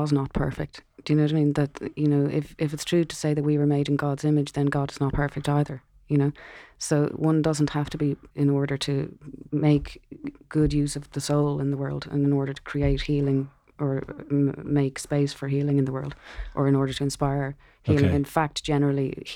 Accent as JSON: {"language": "English", "country": "Ireland", "tie": "born or raised there", "said": "growing up in Ireland"}